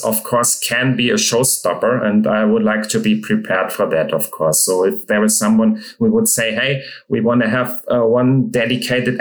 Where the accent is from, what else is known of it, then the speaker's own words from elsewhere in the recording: Hamburg, Germany; now in Munich, Germany; I'm from Germany, living in Munich, but born in Hamburg.